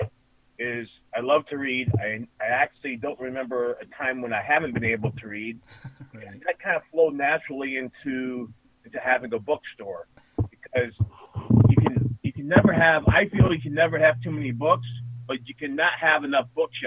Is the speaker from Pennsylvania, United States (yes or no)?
yes; Wellsboro, Pennsylvania, United States; I'm from Wellsboro, Pennsylvania, which is home of the Pennsylvania Grand Canyon